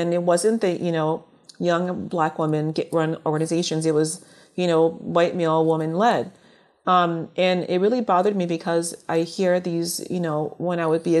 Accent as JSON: {"language": "English", "country": "Liberia", "tie": "born there", "moved": "yes", "said": "being that I was born in Liberia and immigrated here, I didn't think of color as being an issue at first."}